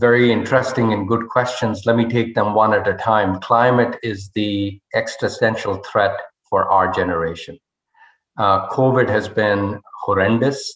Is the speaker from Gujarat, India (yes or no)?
no; Rohtak, Haryana, India; moved away as an adult; I was uh, brought up in a town called Rohtak, which is 40 miles west of New Delhi, a, a relatively small town